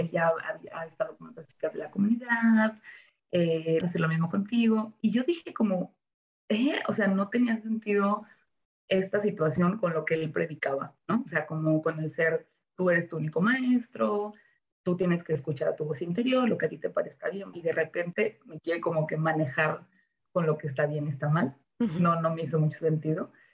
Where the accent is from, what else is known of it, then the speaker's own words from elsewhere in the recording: Ocotlán, Jalisco, Mexico; moved away as an adult; also born or lived in Zamora, Michoacán / Guadalajara / Los Cabos; nací en Zamora, Michoacán, ah. así que de hecho soy michoacana, pero eh, viví desde que tenía un año en Ocotlán, Jalisco